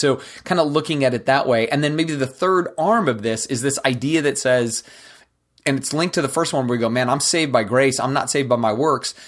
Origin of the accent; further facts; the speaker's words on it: United States; we as American Christians